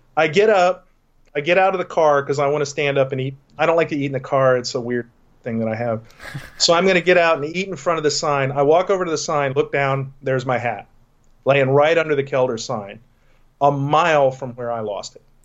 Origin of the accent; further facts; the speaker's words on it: Texas, United States; moved away; I grew up in Texas